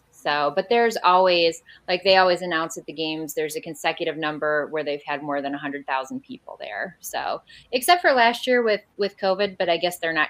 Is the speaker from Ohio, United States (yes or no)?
yes; Defiance, Ohio, United States; now in South Bend, United States; I'm from Defiance, Ohio originally.